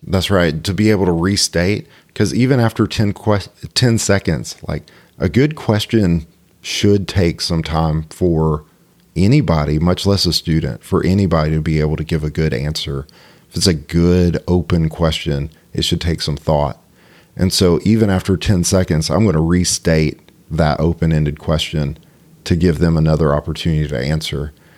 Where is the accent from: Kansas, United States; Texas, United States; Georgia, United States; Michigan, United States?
Georgia, United States; Cartersville; I grew up in Cartersville.